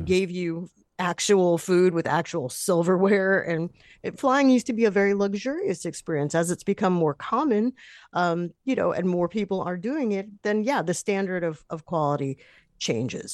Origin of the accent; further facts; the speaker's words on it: New York, United States; as a New Yorker